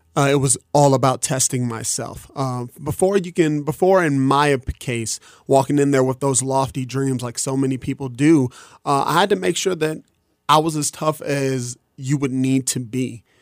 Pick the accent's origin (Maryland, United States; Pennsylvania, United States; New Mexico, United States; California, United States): New Mexico, United States; Albuquerque; I'm from Albuquerque, New Mexico